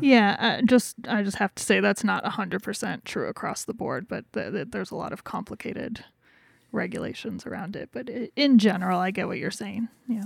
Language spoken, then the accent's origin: English; Wyoming, United States; we're from Wyoming